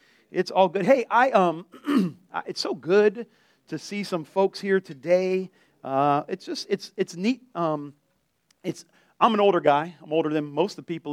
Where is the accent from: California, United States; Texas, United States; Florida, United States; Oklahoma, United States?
Florida, United States; Delray Beach; also born or lived in Lake Worth, Florida; I grew up in Delray, and when I moved to Lake Worth